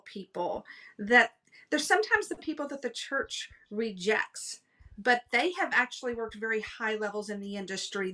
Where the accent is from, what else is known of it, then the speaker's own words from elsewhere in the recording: Texas, United States; moved away as an adult; also born or lived in Los Angeles, California; We moved from Texas. I had never lived outside of Texas ever.